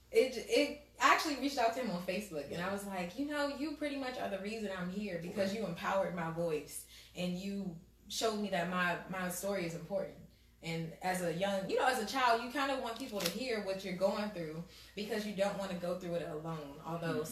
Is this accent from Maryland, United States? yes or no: yes; Prince George's County, Maryland, United States; also born or lived in Greenbelt, Maryland / Largo, Maryland / Capitol Heights, Maryland; I'm from Prince George's County. I grew up in Greenbelt, then Largo.